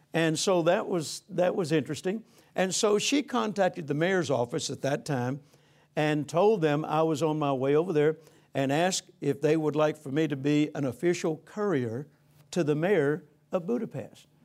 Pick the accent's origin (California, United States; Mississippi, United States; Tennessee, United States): Mississippi, United States; Vicksburg; I grew up, I was born in Vicksburg, Mississippi, 1946